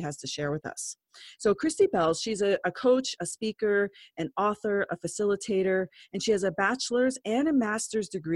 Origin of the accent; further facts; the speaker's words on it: Lyons, United States; I'm from Lyons